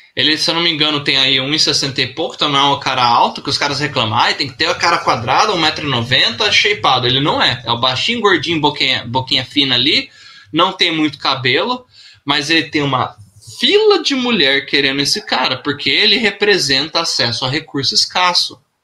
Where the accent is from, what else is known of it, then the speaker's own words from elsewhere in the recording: Brazil; eu nasci no Brasil